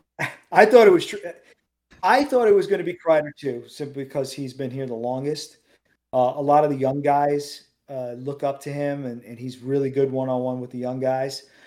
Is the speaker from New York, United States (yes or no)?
yes; New York City, New York, United States; I grew up in Queens